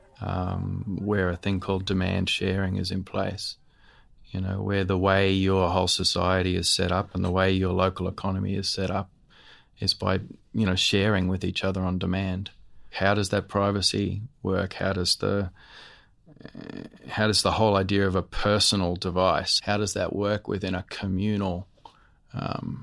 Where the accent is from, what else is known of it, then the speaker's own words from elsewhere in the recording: Western Cape York, Queensland, Australia; I'm from Western Cape York, Upalich clan